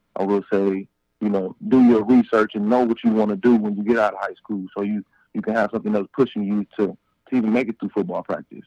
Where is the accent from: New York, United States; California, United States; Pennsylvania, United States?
California, United States; Compton; also born or lived in Long Beach, California; I'm from Compton, California, born and raised